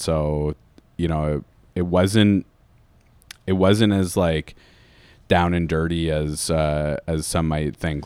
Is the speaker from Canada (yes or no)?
yes; London, Ontario, Canada; moved away as an adult; I'm from London